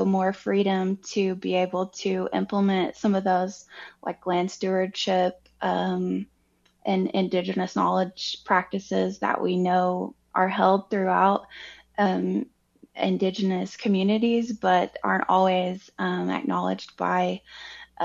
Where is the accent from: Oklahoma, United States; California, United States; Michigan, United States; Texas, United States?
Oklahoma, United States; now in Fayetteville, United States; I'm from Oklahoma in the Cherokee Nation